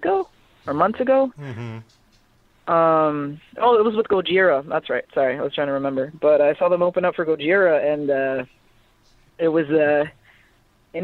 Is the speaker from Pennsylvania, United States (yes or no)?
no; Chicago, Illinois, United States; moved away as an adult; now in San Antonio, United States; I'm from Chicago